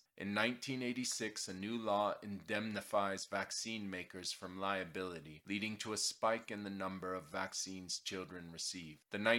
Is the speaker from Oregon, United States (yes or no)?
yes; Portland, Oregon, United States; Dr. Paul Thomas is a pediatrician in my hometown of Portland, Oregon.